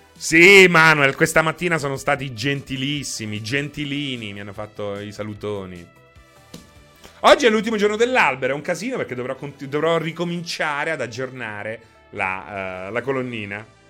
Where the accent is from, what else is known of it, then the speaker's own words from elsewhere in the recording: Rome, Lazio, Italy; parlo da romano